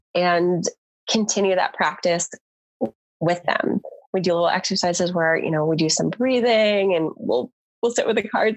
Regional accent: Connecticut, United States; moved away as an adult; also born or lived in Baltimore, Maryland; now in Southern California, United States; I grew up in Connecticut

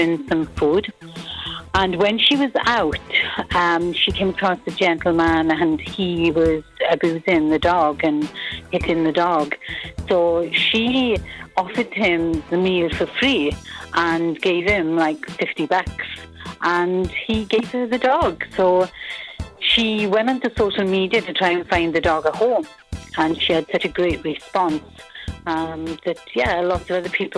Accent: Wales, United Kingdom; moved away; not local. I'm from Wales in the UK

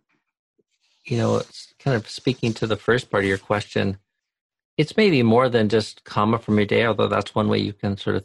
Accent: White Salmon, Washington, United States; moved away; also born or lived in Thailand; from White Sam in Washington, my hometown

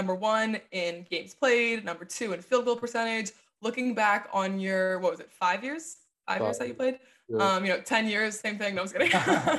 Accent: Downingtown, Pennsylvania, United States; Downingtown, Pennsylvania.

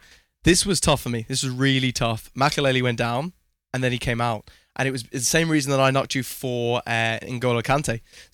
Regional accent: England, United Kingdom; now in United States; growing up in England

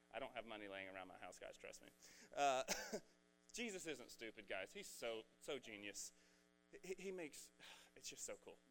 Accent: Red Oak, United States; I'm from Red Oak and I have a Red Oak education

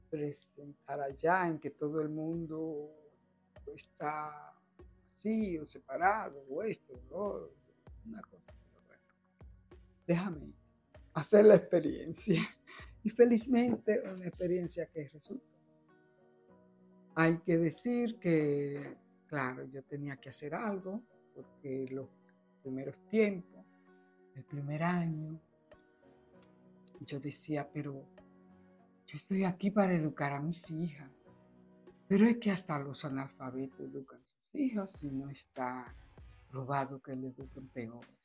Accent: Dominican Republic; moved away as an adult; otro tiempo en República Dominicana, pero era infeliz. Y yo, que me preparé para hacer una carrera de éxito en mi país, y ya antes de irme, yo pertenecía al bufete Ramos vecina

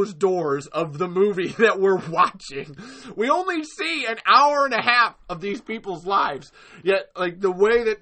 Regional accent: Texas, United States; I come from Texas

